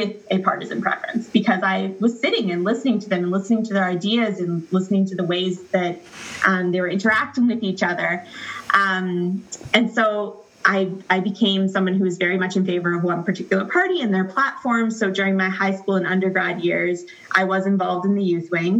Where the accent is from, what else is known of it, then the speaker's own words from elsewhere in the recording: Ontario, Canada; I live in the province of Ontario. I grew up in Ontario.